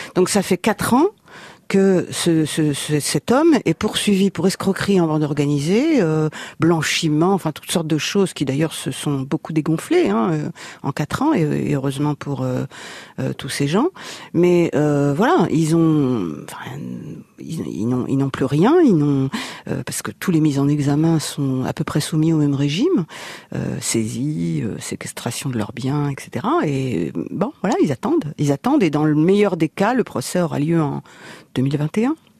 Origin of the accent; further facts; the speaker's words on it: Paris, Île-de-France, France; also born or lived in Reims; j'ai grandi à Paris